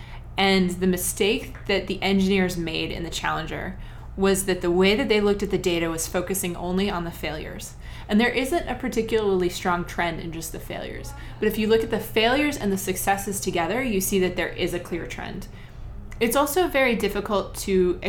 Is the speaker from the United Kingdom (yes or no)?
no; Ohio, United States; I grew up in Ohio.